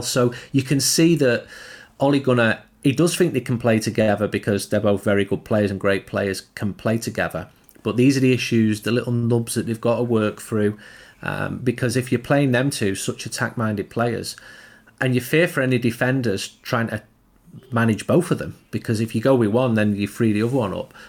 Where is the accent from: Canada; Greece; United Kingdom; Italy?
United Kingdom; Trafford, North West England; I'm from Trafford. I grew up three or four miles from him